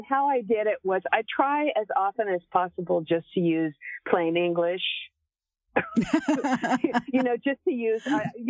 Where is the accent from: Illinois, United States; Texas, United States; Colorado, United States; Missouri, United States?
Texas, United States; Well, I I'm a Texan, so we tend to be pretty straight up.